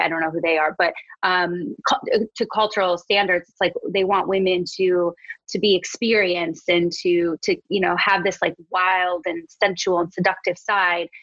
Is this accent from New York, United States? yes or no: no; Wisconsin, United States; moved away; I'm from Wisconsin, uh, I was in my childhood bedroom